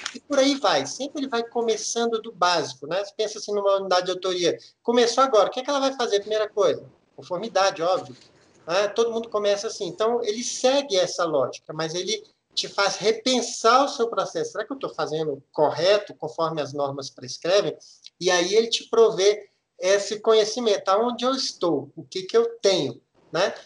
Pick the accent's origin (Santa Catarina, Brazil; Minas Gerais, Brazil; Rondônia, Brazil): Minas Gerais, Brazil; moved away; Eu sou mineiro, nascido e criado aí em Minas